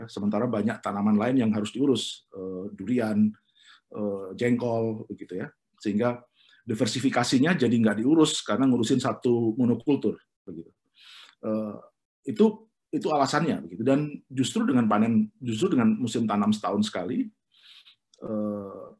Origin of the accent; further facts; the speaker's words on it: Lumajang, East Java, Indonesia; jadi kalau misalnya di kampung saya di Lumajang itu ada warung rujak yang hanya maksimal sehari hanya jual 60 bungkus